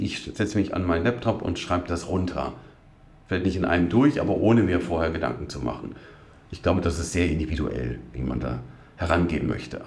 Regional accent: Witzenhausen, Hesse, Germany; moved away as an adult; also born or lived in Duderstadt; now in Göttingen, Germany; Aufgewachsen bin ich aber in Nordhessen, in Witzenhausen.

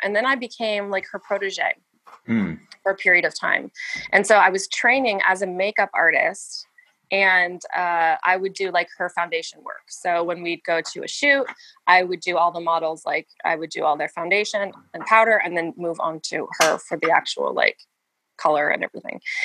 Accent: United States; I'm American

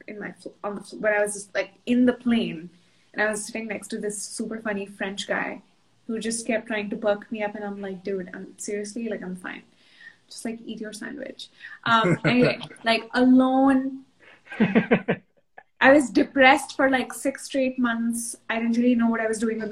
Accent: New Delhi, Delhi, India; moved away as an adult; also born or lived in London / Portland, Oregon / Kashmir; now in Boston, United States; I grew up in New Delhi.

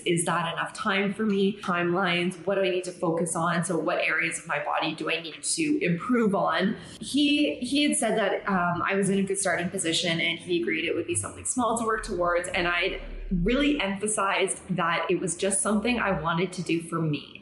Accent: Canada; now in Mexico; I'm Canadian

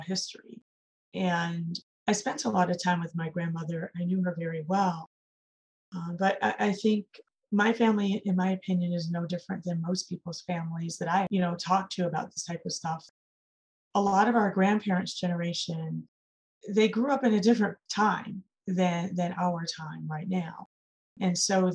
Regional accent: Chicago, Illinois, United States; I'm from Chicago

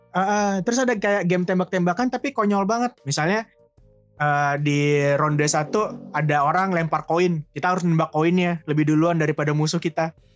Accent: Sumatra, Indonesia; moved away; pas zaman kecil itu tinggalnya di Sumatera

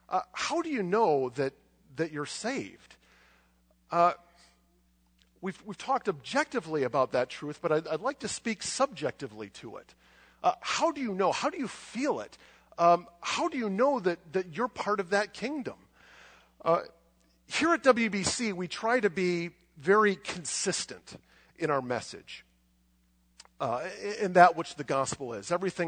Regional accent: United States; do I believe this just because I grew up in America?

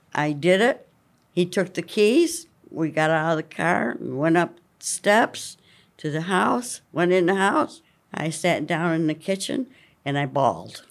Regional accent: Jamestown, Pennsylvania, United States; also born or lived in Buckeye, Pennsylvania; Jamestown and Buckeye.

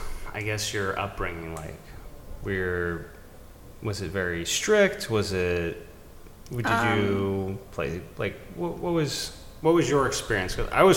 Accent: Massachusetts, United States; now in Virginia, United States; I was born in Massachusetts

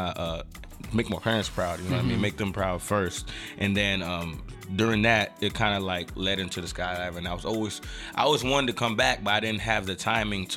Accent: Silver Spring, Maryland, United States; born and raised in Silver Spring

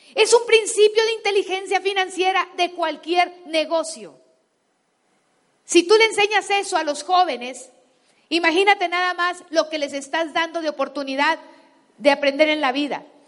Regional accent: Guasave, Sinaloa, Mexico; moved away; yo crecí en Sinaloa descalza y en Guasave, greñuda

